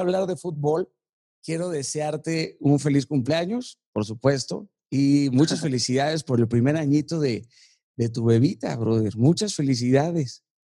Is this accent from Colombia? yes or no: no; Tlalnepantla de Baz, State of Mexico, Mexico; yo crecí en Tlanepantla